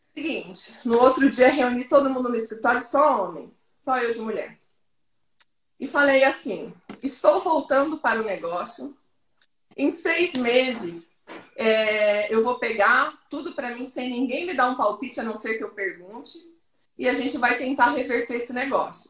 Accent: Goiânia, Goiás, Brazil; Eu sou de Goiânia

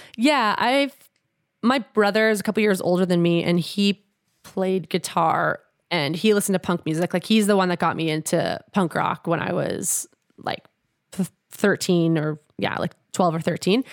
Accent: Edmonton, Alberta, Canada; moved away as an adult; now in Winnipeg, Canada; I grew up in Edmonton, but I did live in Winnipeg for a couple years when I was in grade two and three

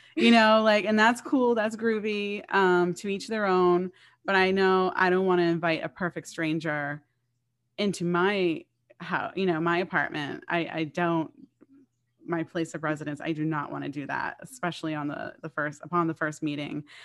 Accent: Boston, Massachusetts, United States; I am from this area, I'm from Boston

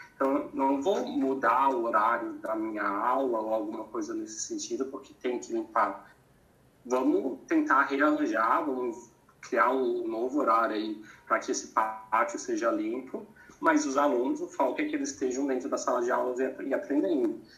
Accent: Santa Catarina, Brazil; moved away as an adult; also born or lived in São Paulo / Cuiabá; Eu sou de Santa Catarina, estava em São Paulo

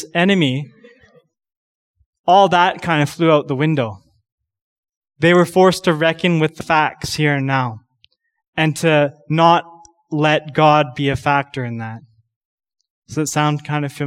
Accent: Canada; a Canadian young man

